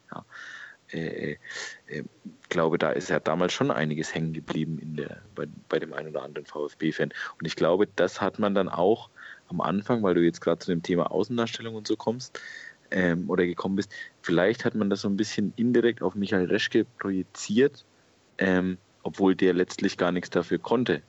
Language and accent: German; Franconia, Bavaria, Germany; ich bin Franke. Bei uns sagt man das nicht so